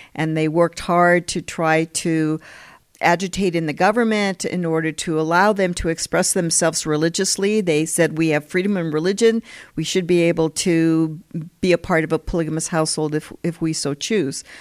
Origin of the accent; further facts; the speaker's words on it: Colorado, United States; moved away as an adult; also born or lived in California / Philadelphia, United States / Heidelberg, Germany; now in Utah, United States; I grew up, I went to junior high and high school in Colorado and elementary school in California